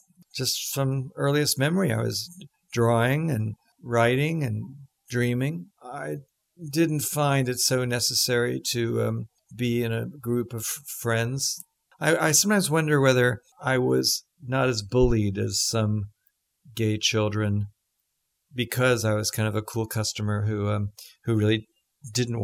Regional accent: New York City, New York, United States; I'm from New York City. You know, I was raised, I was adopted by my aunt

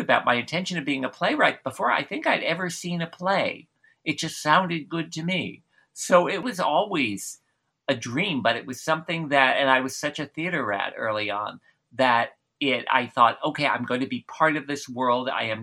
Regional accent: New Jersey, United States; I grew up in New Jersey

